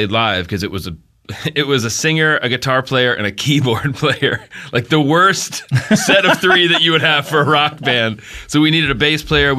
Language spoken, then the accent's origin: English; Little Rock, Arkansas, United States; We were all kids who grew up in Southern Baptist world. We grew up in Little Rock.